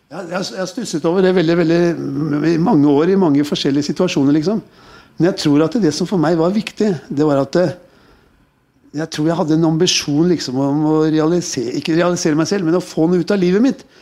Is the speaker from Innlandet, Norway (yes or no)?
no; Oslo, Norway; I oppveksten min på Tøyen, altså, jeg vil jo si det at det, eh, det er veldig viktig å liksom eh